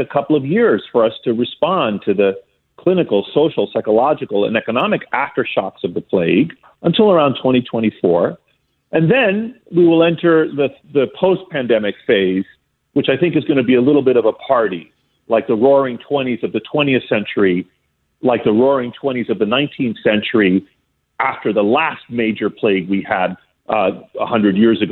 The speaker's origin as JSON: {"language": "English", "country": "Greece", "tie": "born or raised there", "moved": "yes", "said": "I grew up in Greece as a small boy"}